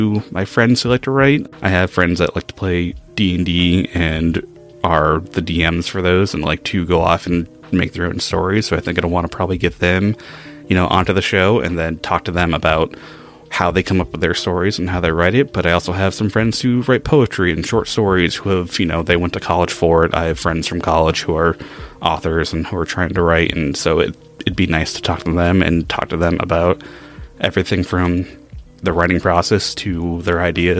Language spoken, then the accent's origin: English; Maine, United States; also born or lived in New Hampshire; I grew up in Maine, was born in New Hampshire, been in New England all of my life